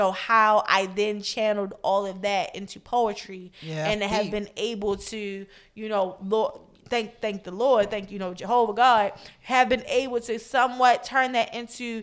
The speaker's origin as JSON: {"language": "English", "town": "Baltimore", "region": "Maryland", "country": "United States", "tie": "born or raised there", "said": "my childhood and rearing in Baltimore. Like, you know, my experience in Baltimore, growing up in Baltimore, still living here."}